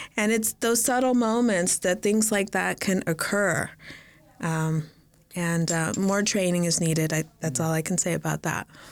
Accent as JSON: {"language": "English", "town": "Las Vegas", "region": "Nevada", "country": "United States", "tie": "born or raised there", "also_born_or_lived": "Los Angeles / California", "moved": "as an adult", "said": "I grew up in Las Vegas. I was born here in Los Angeles, and we moved to Las Vegas when I was three year o, three years old."}